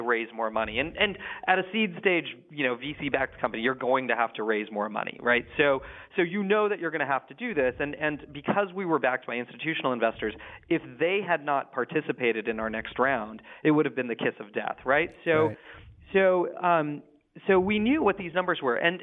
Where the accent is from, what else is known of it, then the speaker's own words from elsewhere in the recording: Silicon Valley, California, United States; I grew up in the Silicon Valley